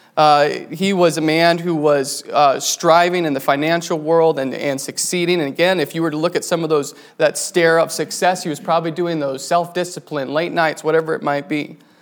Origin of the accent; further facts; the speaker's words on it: New Mexico, United States; now in Wisconsin, United States; I grew up in New Mexico. My parents there worked with the Navajo Indians